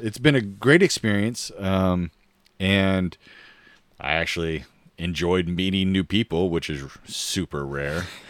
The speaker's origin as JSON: {"language": "English", "region": "Oregon", "country": "United States", "tie": "born or raised there", "moved": "yes", "said": "growing up in Oregon, it's all green and wet"}